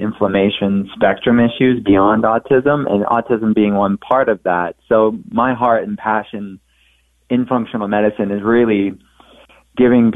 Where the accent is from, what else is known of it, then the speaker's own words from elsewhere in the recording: Pittsburgh, Pennsylvania, United States; I'm from Pittsburgh